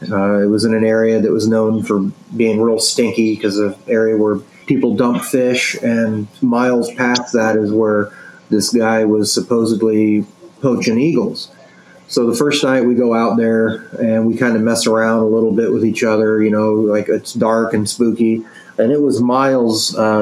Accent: Arizona, United States; But the Mogollon Monster was the one I grew up hearing about in Arizona.

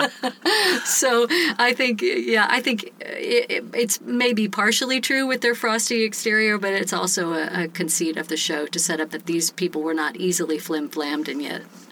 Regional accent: Oklahoma, United States; moved away; also born or lived in Big Spring, Texas; I was born in Texas and grew up in Oklahoma

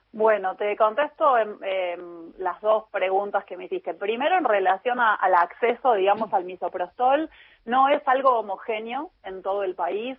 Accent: Chubut, Argentina; yo soy de Chubut

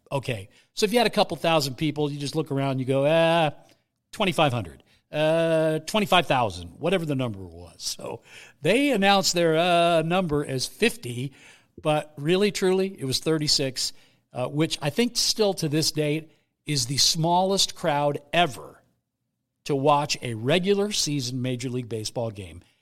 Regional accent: Bay Area, California, United States; I grew up in the Bay Area

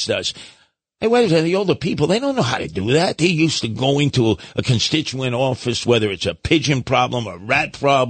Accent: New York City, New York, United States; I grew up in Brooklyn

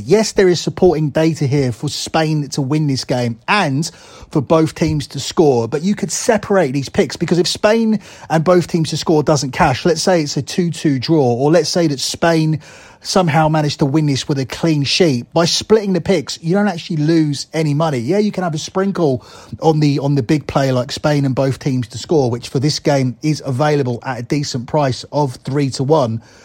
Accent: England, United Kingdom; me as an English person

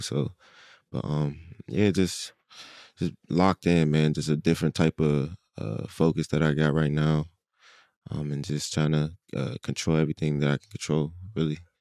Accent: Pittsburgh, Pennsylvania, United States; now in Philadelphia, United States; growing up in Pittsburgh

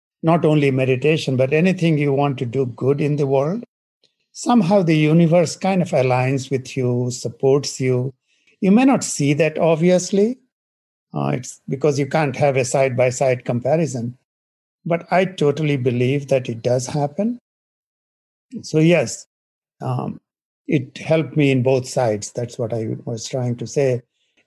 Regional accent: India; moved away; I grew up in India in a small village.

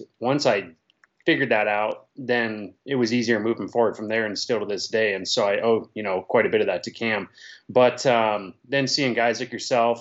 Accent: Auburn, Washington, United States; moved away as an adult; also born or lived in Bonney Lake, Washington; now in Utah, United States; I was born in Auburn and raised there until I moved to Bonnie Lake when I was about 25-ish

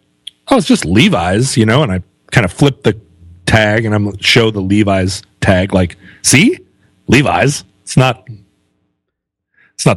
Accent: United States; I'm American.

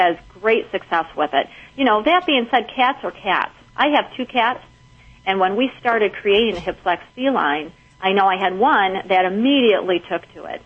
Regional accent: Michigan, United States; I'm from Michigan.

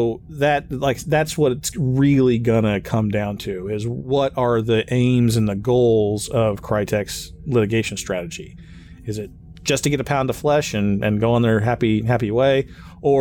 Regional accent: Kansas, United States; I'm from Kansas

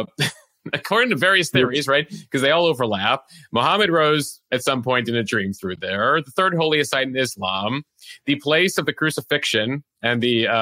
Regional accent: Chicago, Illinois, United States; As a Chicagoan

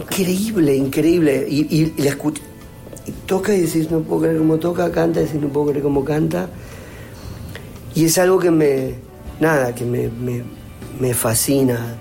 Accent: Argentina; los viví como argentinos, los disfruté como argentinos

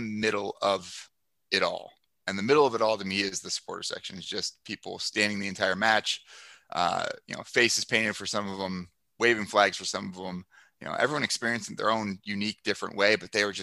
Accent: Ashtabula, Ohio, United States; also born or lived in Houston; now in Minnesota, United States; I grew up in Ashtabula, Ohio

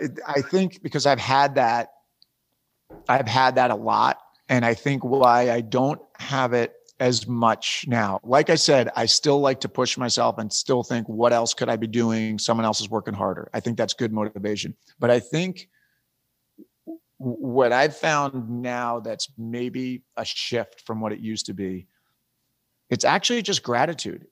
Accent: East Coast, United States; moved away as an adult; I'm from the East Coast, my wife's from the East Coast, we, we moved out west when I was doing West Wing

